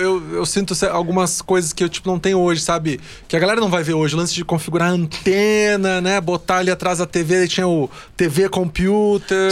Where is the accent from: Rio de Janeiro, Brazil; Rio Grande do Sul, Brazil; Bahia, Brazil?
Rio Grande do Sul, Brazil; Porto Alegre; eu sou do Rio Grande do Sul, né? Lá em Porto Alegre